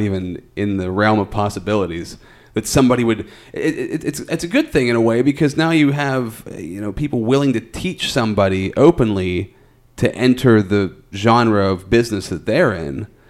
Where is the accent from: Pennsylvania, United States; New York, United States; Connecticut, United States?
Pennsylvania, United States; Altoona; I'm from Altoona, and that's kind of what Altoona has always been